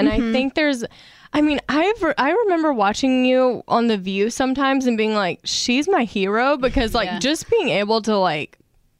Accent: Louisiana, United States; now in California, United States; I'm from Louisiana originally, and when I moved out to California

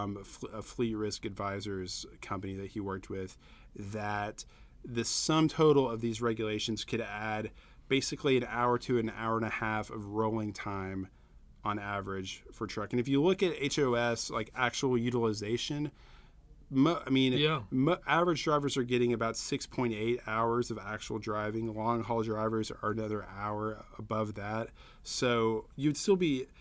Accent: the South, United States; I'm a Southerner

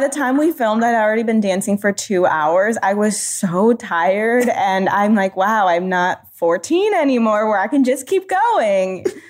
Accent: United States; being a first generation American

